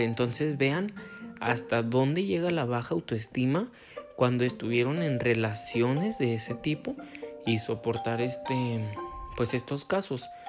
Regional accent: Guadalajara, Jalisco, Mexico; soy de Guadalajara, Jalisco

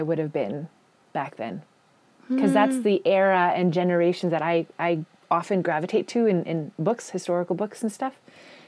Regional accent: Pansy, Manitoba, Canada; I grew up in a small farming community in southeastern Manitoba and a place actually called Pansy.

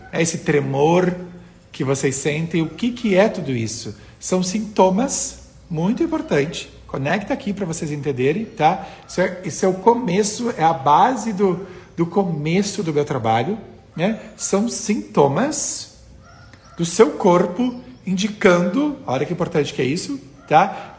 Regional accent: interior of Rio Grande do Sul, Brazil; eu sou do interior do Rio Grande do Sul

